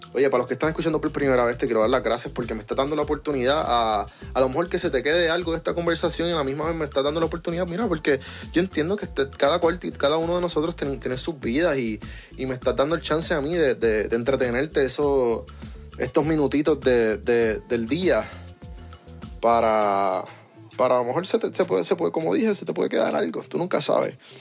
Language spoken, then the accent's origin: Spanish; Puerto Rico; now in Atlanta, United States; Aquí, que yo vivo en Atlanta, fuera de Puerto Rico, siendo boricua